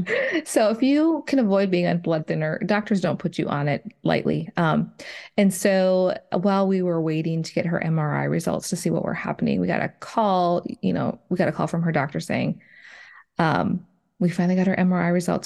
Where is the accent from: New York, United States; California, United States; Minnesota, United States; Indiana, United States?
Minnesota, United States; moved away as an adult; now in Nashville area, Tennessee, United States; I grew up in Minnesota. I was there, uh, you know, for the first thirty some years of my life